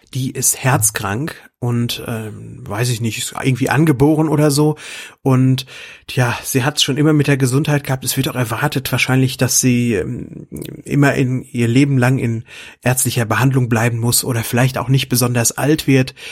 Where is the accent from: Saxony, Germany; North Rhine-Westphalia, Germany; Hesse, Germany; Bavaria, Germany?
North Rhine-Westphalia, Germany; Lüdenscheid; 1991 habe ich bei uns in Lüdenscheid im Kapitolkino gese gesessen